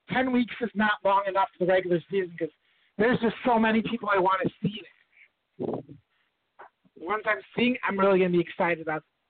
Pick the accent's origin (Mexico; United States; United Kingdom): United States; Racine, Wisconsin; my hometown's Racine, Wisconsin.